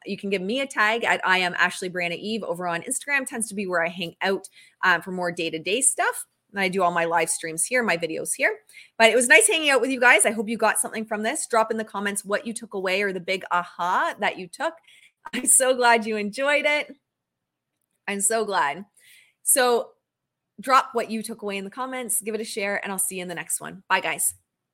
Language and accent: English; Canada; I'm Canadian